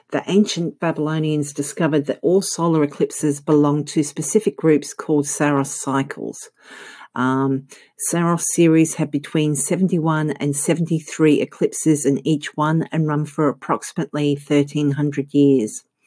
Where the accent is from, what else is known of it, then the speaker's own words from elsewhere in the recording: Australia; accent: Australian; I'm actually Australian.